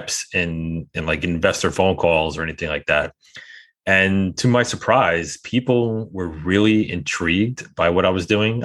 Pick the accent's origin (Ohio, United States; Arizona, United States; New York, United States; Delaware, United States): New York, United States; I'm a New Yorker, and I always kind of joke around that I have a lot of skepticism baked into my DNA.